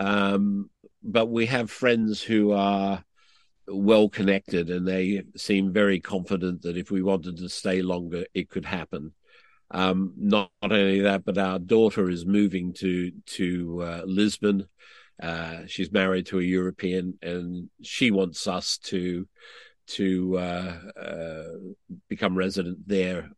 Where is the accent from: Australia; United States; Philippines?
Australia; I'm an Australian